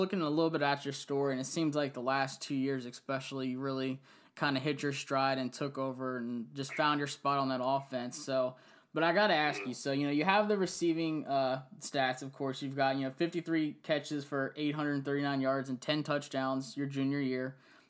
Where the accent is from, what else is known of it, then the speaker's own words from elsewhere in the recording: Central Virginia, United States; I'm from Central Virginia.